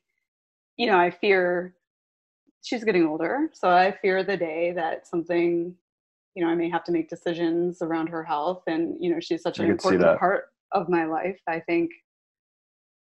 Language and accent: English; Midwest, United States; we're both from the Midwest